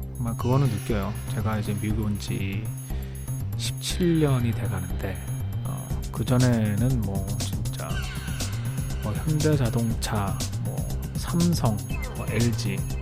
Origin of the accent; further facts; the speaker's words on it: South Korea; moved away as an adult; now in United States; 한국 사람이니까